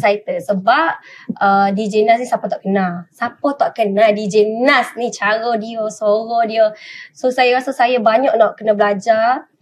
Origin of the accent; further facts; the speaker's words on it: Wakaf Baru, Kelantan, Malaysia; also born or lived in Kuala Lumpur; now in Selangor, Malaysia; Saya adalah anak jati Kelate. Hmm. Sebenarnya saya dilahirkan di Kelate, dibesarkan di Kelate